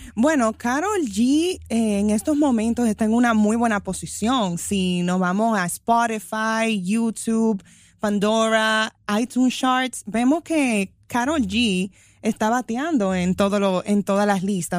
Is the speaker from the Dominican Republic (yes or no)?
yes; Dominican Republic; somos de la República Dominicana